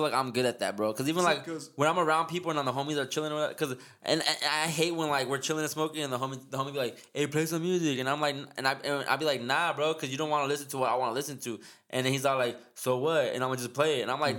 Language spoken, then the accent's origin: English; United States; I'm Mexican. I grew up Mexican, but I'm American